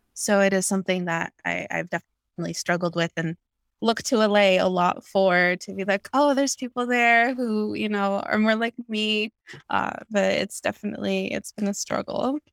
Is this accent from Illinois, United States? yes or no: no; New York, United States; moved away as an adult; also born or lived in Guatemala; now in California, United States; I grew up mostly in New York, but, uh, also have ties to Guatemala, and now I'm living out here